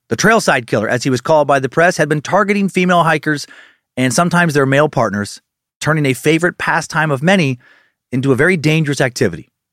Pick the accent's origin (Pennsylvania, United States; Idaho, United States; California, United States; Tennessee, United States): Idaho, United States; Riggins; moved away; also born or lived in Spokane Valley / Kootenai County, Idaho; where I grew up in Riggins, Idaho, in Idaho County